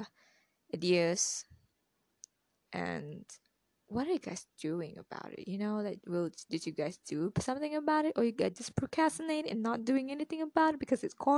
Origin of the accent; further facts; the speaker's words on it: Malaysia; I'm Malaysian